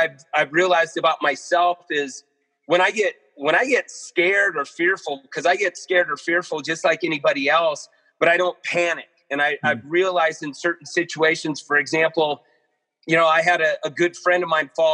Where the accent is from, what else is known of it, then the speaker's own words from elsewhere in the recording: Modesto, California, United States; also born or lived in Chico, California / Mammoth Lakes, California / Portland; I grew up in Modesto, California, Northern California.